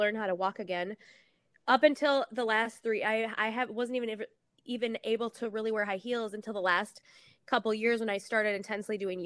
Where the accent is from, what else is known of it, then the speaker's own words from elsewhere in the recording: St. Paul, Minnesota, United States; I'm from Minnesota, from St. Paul, Minnesota